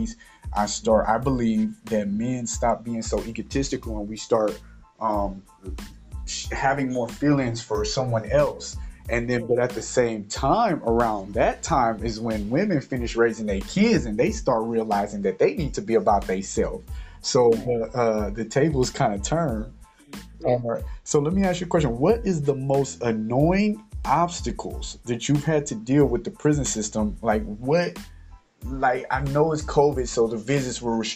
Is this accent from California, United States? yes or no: yes; California, United States; we all from California